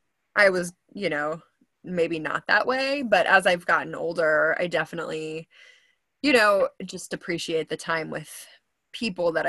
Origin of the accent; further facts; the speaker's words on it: Wisconsin, United States; moved away as an adult; now in Houston, United States; I grew up in Wisconsin. I've only been in Texas. Well, I say only, but it's been 10 years this year since I've been in Texas